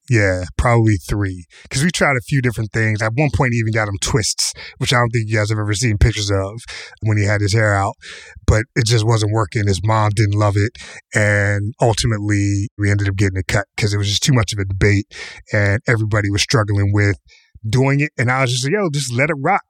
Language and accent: English; Pittsburgh, Pennsylvania, United States; Kamau and I grew up in Pittsburgh